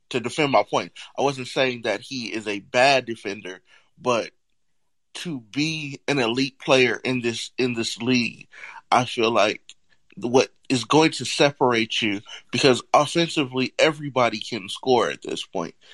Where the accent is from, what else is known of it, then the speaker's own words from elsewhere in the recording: California, United States; now growing up in California, it's, it's a little bit more relaxed